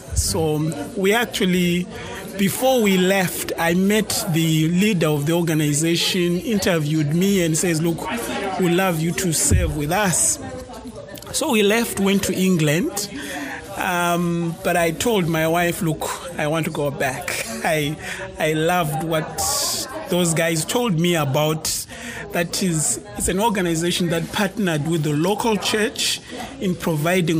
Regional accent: Bulawayo, Zimbabwe; also born or lived in Harare, Zimbabwe; I grew up in a second largest city in Zimbabwe called Blawayo

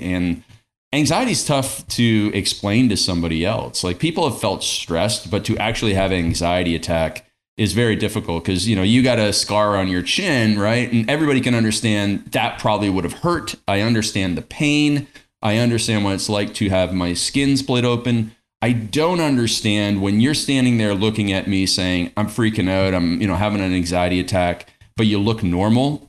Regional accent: Stratford, Ontario, Canada; I grew up in Stratford, Ontario, Canada

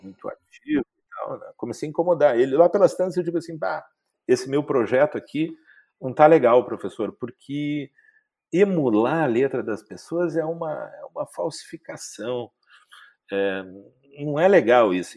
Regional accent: Porto Alegre, Rio Grande do Sul, Brazil; also born or lived in Santo Ângelo; eu sou gaúcho, eh, de Porto Alegre. Eh, não nasci em Porto Alegre, nasci em Santo Ângelo, nas missões eh, rio-grandenses, mas, mas aí estou em Porto Alegre desde os dois anos.

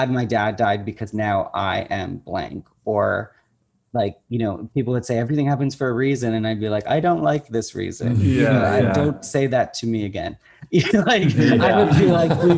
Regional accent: Oakville, Ontario, Canada; I end up in my hometown

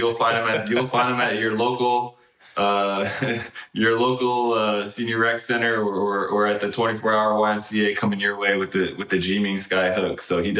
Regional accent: California, United States; I grew up in Northern California. And to some degree, it's a little bit of a bubble, for sure.

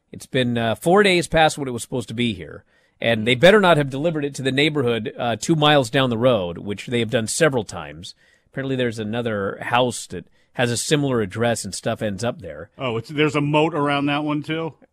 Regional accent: East of England, United Kingdom; But then I kind of think I'm from Essex. I didn't think I'd reach this far in my career anyway.

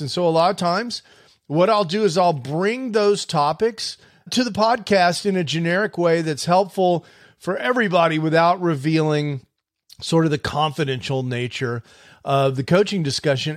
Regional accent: Houston, Texas, United States; when I was a kid growing up in Houston

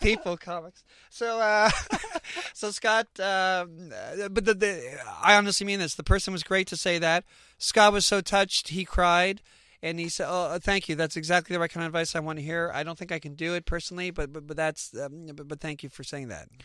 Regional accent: Canada; we're Canadian

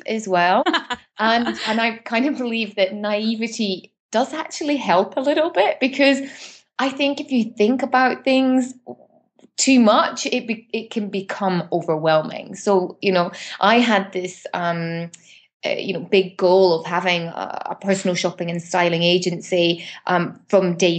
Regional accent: Edinburgh, Scotland, United Kingdom; moved away as an adult; now in Dubai, United Arab Emirates; I'm originally from Edinburgh in Scotland, and I moved to the Middle East, Dubai in particular, now 12 years ago.

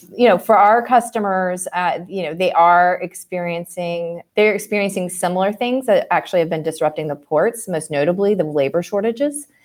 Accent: Martinsburg, West Virginia, United States; I grew up in West Virginia

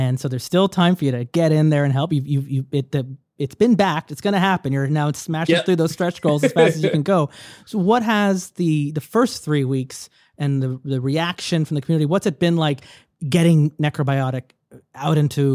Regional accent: Canada; as a Canadian

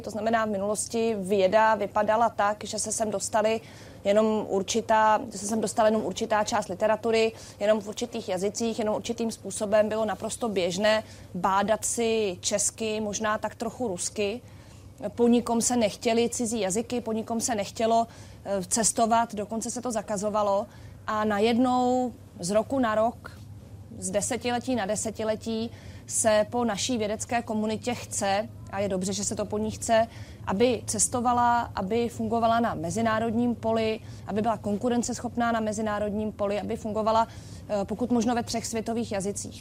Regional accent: Czechia; nás jako Čechy

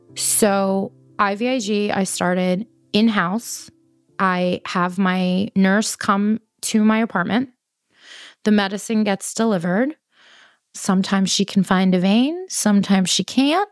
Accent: New York City, New York, United States; I'm from Queens and I'm Colombian

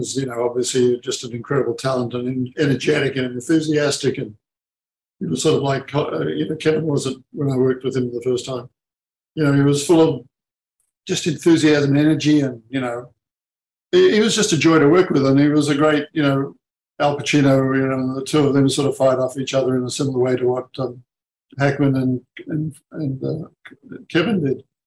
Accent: Australia; being as an Aussie

